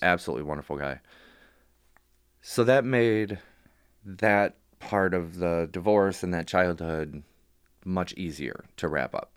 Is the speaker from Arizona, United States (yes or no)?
no; Warren, Michigan, United States; also born or lived in Royal Oak, Michigan / Madison Heights, Michigan; born in Royal Oak, uh, the hospital raised in Warren and Madison Heights.